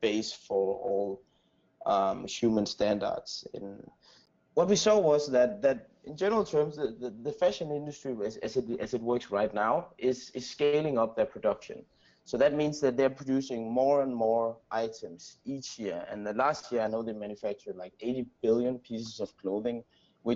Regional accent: Aarhus, Central Denmark Region, Denmark; moved away as an adult; also born or lived in Copenhagen, Denmark; now in San Francisco, United States; I grew up in Denmark, and in this city called Aarhus.

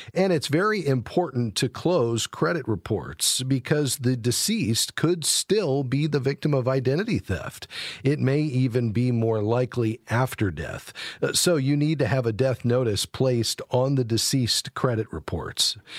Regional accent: Fort Lauderdale, Florida, United States; my hometown, Fort Lauderdale, Florida

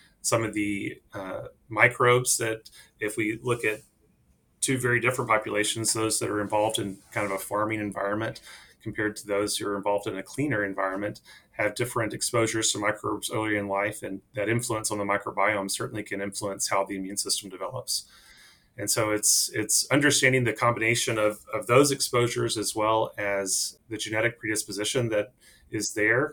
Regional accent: East Texas, United States; I am a Texan. So I actually grew up on a cattle ranch in East Texas

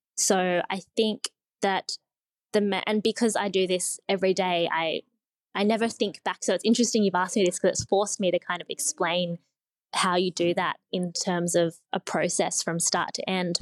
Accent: Sydney, New South Wales, Australia; I grew up in Sydney

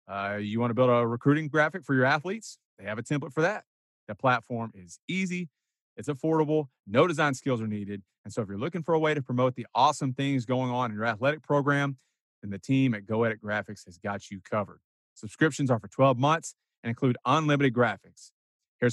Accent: Kerrville, Texas, United States; mention that I'm from Kerrville or came from Kerrville

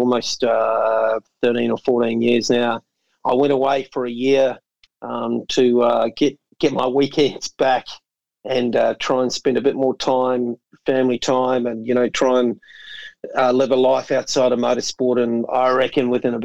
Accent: New Zealand; moved away as an adult; also born or lived in Melbourne, Australia; now in Australia; I'm a Kiwi

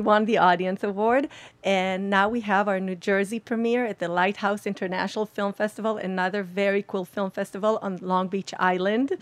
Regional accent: Israel; We're from Israel.

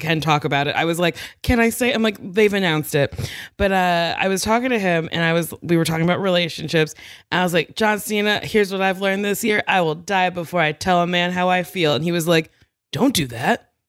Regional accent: Middletown, New Jersey, United States; also born or lived in New York; now in Los Angeles, United States; Middletown. So, Monmouth County

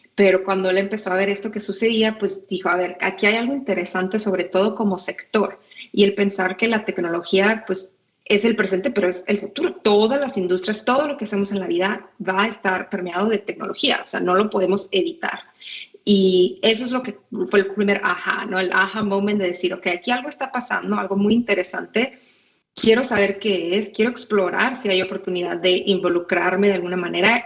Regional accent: Tijuana, Baja California, Mexico; first language Spanish; moved away as an adult; also born or lived in San Diego / Monterrey; now in United States; yo crecí en Tijuana, nací en San Diego

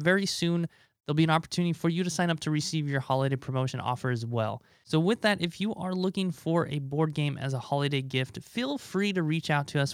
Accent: Nebraska, United States; moved away as an adult; my home state of Nebraska

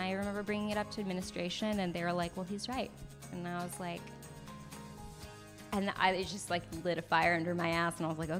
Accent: The Woodlands, Texas, United States; first language French; English is a second language; now in Los Angeles, United States; I am originally from a little town around the Houston area of Texas, and I'm from the Woodlands, Texas. You should actually be quite small. It's basically like this forest area

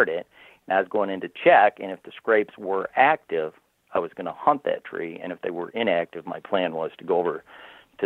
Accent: Michigan, United States; I'm from Michigan, which is the most heavily bow-hunted state in the country

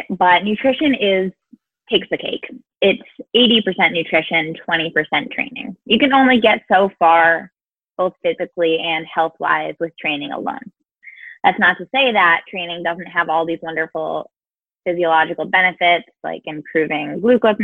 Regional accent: Rhode Island, United States; now in Tallahassee, United States; I'm originally from Rhode Island, and I currently live in Tallahassee, Florida.

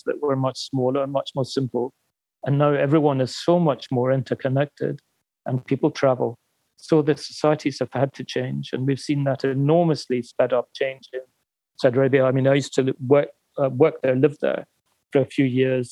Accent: United Kingdom; I'm British

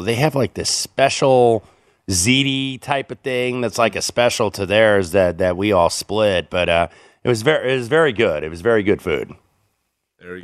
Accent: Indiana, United States; growing up in Indiana

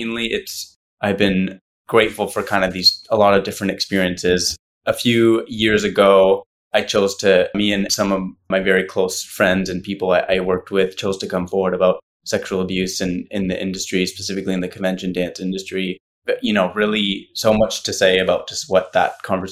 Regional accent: Ottawa, Ontario, Canada; I'm from Canada. I'm from Ottawa originally

